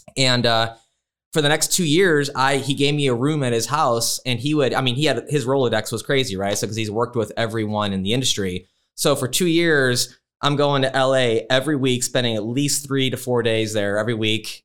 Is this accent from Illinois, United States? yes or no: yes; Chicago, Illinois, United States; moved away as an adult; now in Phoenix, United States; I grew up in Chicago, but I moved here twenty years ago